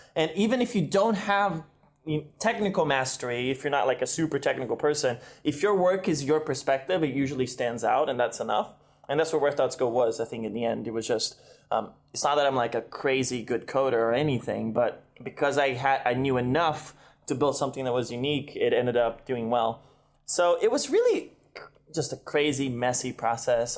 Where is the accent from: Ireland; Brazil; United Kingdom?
Brazil; moved away as an adult; now in United States; I was from Brazil